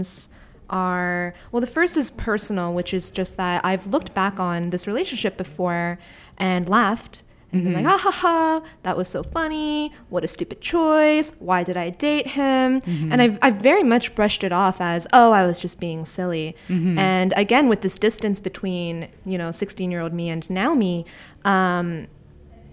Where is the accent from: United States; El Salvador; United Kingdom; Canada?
Canada; Niagara-on-the-Lake, Ontario; now in Toronto, Canada; my hometown of Niagara on the lake